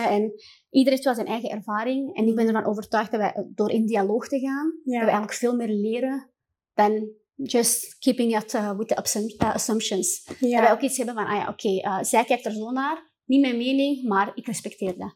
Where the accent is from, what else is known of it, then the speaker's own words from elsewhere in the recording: Morocco; dan merkte ik ook gewoon als moslim en als Marokkaanse vrouw